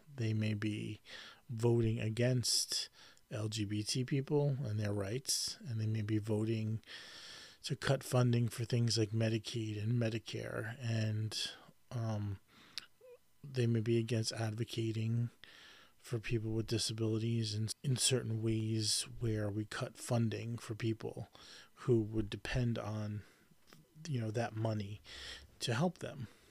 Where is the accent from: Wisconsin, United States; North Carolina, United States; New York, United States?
New York, United States; I grew up in New York my whole life and I'm a New Yorker.